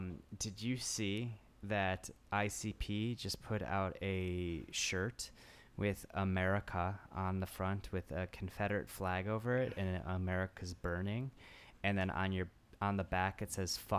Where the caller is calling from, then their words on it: Tokyo, Japan; calling from Tokyo.